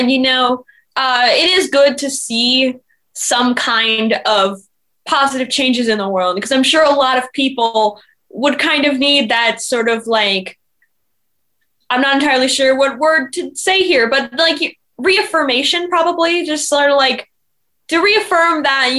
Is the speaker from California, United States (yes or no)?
yes; Los Angeles, California, United States